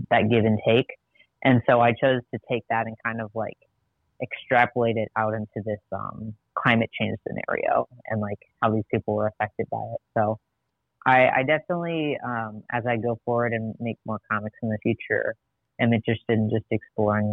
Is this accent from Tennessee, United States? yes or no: no; Madison, Wisconsin, United States; I grew up in Madison, Wisconsin